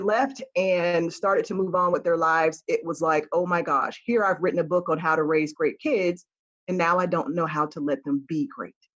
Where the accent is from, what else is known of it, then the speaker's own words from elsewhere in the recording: Florida, United States; I'm a Florida girl